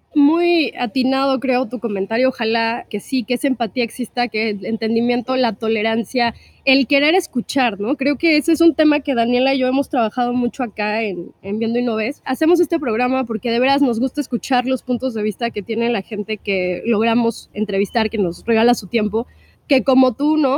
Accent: Mexico; also born or lived in Chiapas

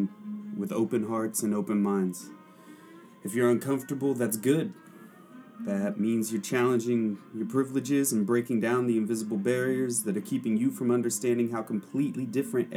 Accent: Oklahoma, United States; also born or lived in Suva, Fiji; now in Portland, United States; Growing up in Oklahoma, it's an area where there aren't a lot of brown people.

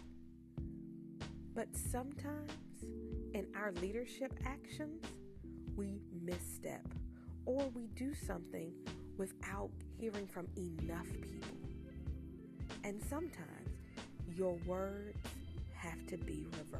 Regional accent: North Carolina, United States; I'm clearly from North Carolina.

